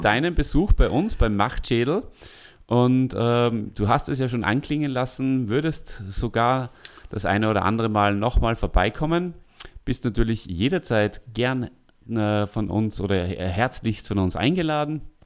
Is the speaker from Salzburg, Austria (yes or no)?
yes; Salzburg, Austria; moved away; wir beide als Salzburger